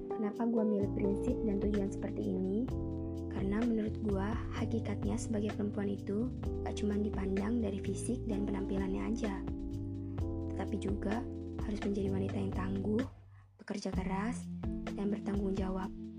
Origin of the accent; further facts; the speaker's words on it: Bandar Lampung, Lampung, Indonesia; Gue lahir di kota Bandar Lampung, tanggal 30 April 2003. Gue tinggal di Bandar Lampung